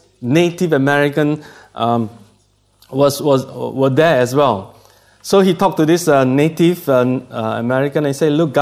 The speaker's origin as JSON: {"language": "English", "country": "Singapore", "accent": "Singlish", "said": "from Singapore, and I speak Singlish. That is, you know, Singapore English is, we call it Singlish."}